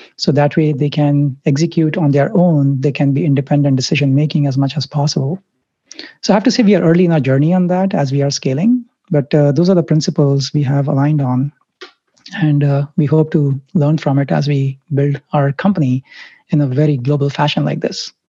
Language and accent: English; Mumbai, Maharashtra, India; I grew up in India, Bombay, Mumbai